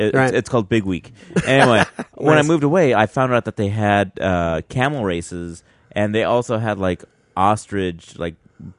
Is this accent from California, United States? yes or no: yes; Salinas, California, United States; moved away; I grew up in Salinas